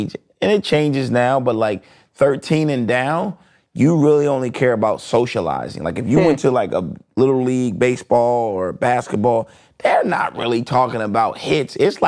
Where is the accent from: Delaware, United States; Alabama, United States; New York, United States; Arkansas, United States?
Delaware, United States; also born or lived in Flint, Michigan / Wilmington, Delaware; I was born in Flint, Michigan. Okay. Yeah, but I was raised in Delaware.